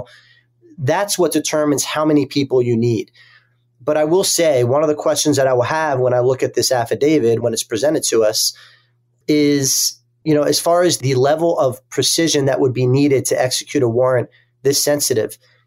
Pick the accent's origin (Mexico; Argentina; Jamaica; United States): United States; Philadelphia, Pennsylvania; moved away; my hometown of Philadelphia in the Eastern District of Pennsylvania